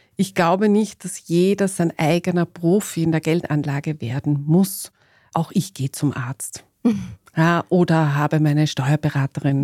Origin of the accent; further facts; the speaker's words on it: Austria; als gebürtige Österreicherin